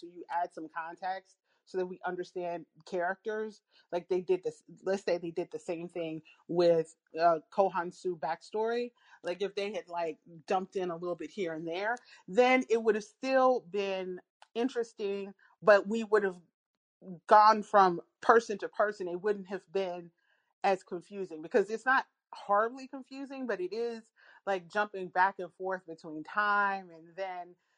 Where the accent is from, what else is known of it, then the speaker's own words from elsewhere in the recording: United States; as an American